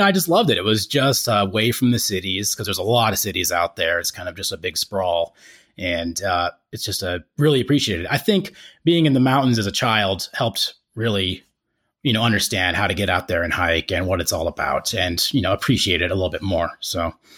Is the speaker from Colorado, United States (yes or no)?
yes; Estes Park, Colorado, United States; now in Greeley, United States; we moved to Estes Park when I was about nine, so I went to middle and high school there